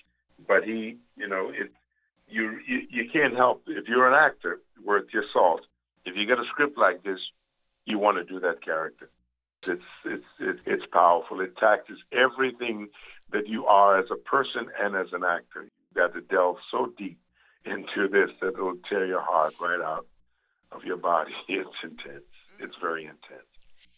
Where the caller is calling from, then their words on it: New Jersey, United States; I'm calling from New Jersey.